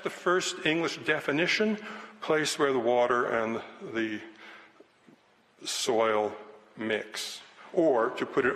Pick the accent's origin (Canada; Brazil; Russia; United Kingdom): Canada; Quebec; also born or lived in Chibougamau; I'm from Quebec, but it's North American Quebec, so we hate the French